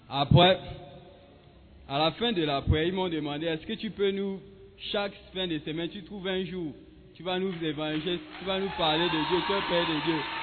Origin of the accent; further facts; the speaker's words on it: Gabon; now in Ghana; depuis chez moi au Gabon